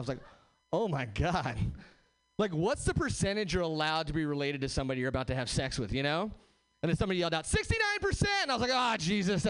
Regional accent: Hesperia, California, United States; now in Seattle, United States; I am from Seattle now. I'm actually from Southern California originally. Nowhere famous, just like the Mojave Desert, Hesperia, California.

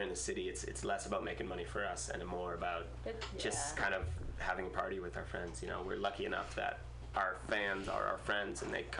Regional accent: Massachusetts, United States; moved away; I'm from Massachusetts. Oh, nice. Yeah. Right outside of Cape Cod.

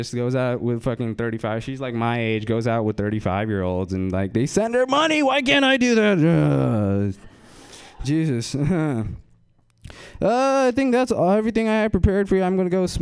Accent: Fremont, California, United States; I'm from Fremont, and, I fucking follow people from my high school

